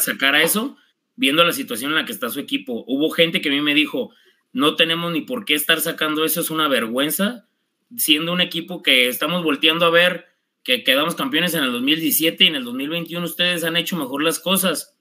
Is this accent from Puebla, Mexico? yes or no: no; Zapotlanejo, Jalisco, Mexico; soy de Zapotlanejo